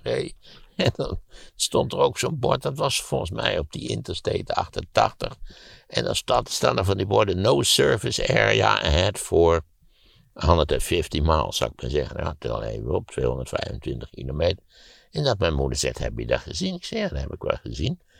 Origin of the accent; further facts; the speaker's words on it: Netherlands; als Nederlander word je geboren